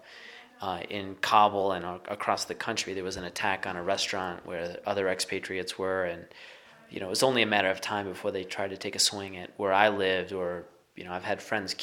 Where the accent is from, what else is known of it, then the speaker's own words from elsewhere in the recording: Midwest, United States; moved away as an adult; I grew up in the Midwest.